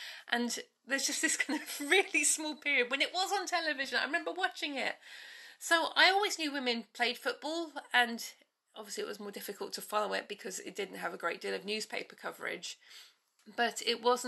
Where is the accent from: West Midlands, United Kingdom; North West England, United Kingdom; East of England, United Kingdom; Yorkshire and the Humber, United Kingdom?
East of England, United Kingdom; Bedfordshire; moved away as an adult; also born or lived in London; I grew up in Bedfordshire, and my nearest team was Luton